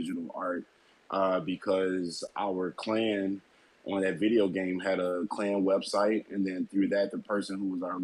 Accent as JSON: {"language": "English", "town": "Ferguson", "region": "Missouri", "country": "United States", "tie": "born or raised there", "said": "I grew up in Ferguson, St. Louis, Missouri, and I moved to the Boondocks, which is like a predominantly white neighborhood"}